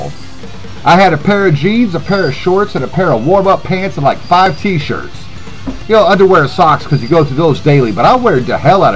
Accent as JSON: {"language": "English", "town": "Greensboro", "region": "North Carolina", "country": "United States", "tie": "born or raised there", "moved": "yes", "said": "Greensboro, that's my hometown"}